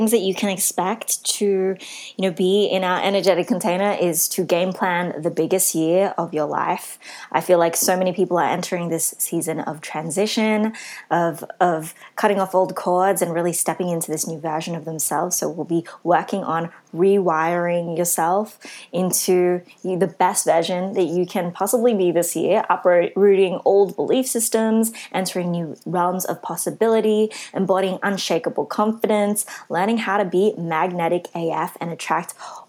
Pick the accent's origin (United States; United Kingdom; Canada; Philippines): Philippines; especially coming from a Christian background growing up, with my culture as a Filipino.